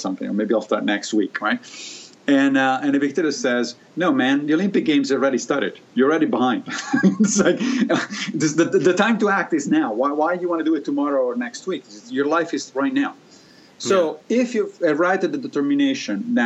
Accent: Rome, Lazio, Italy; moved away; I grew up in Italy, in Rome

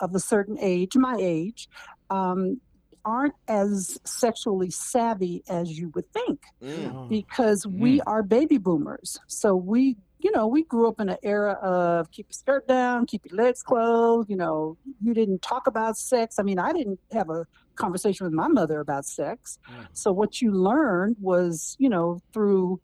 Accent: Berkeley, California, United States; I grew up in Berkeley, California

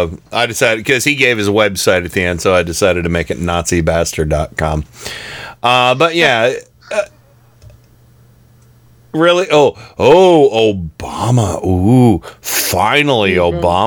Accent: United States; although I think footballs are soccer balls because I'm so American.

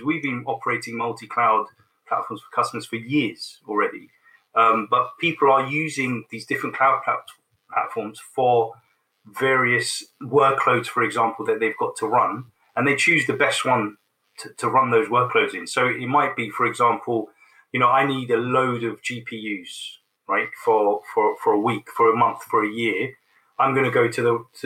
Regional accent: London, United Kingdom; it's my hometown and I grew up in London. You know, I'm a Londoner.

